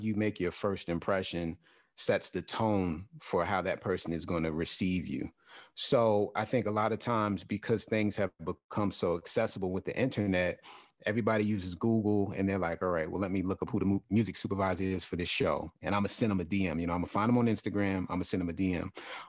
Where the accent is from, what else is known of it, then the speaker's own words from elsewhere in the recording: Queens, New York, United States; Like I grew up in South Jamaica, Queens, New York. So the neighborhood that I grew up in, it was very rough.